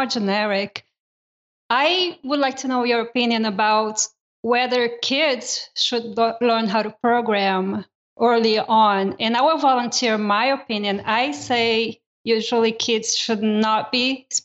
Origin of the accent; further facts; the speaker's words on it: Brazil; moved away; I grew up in Brazil and my elementary up all the way up to high school was done in Brazil.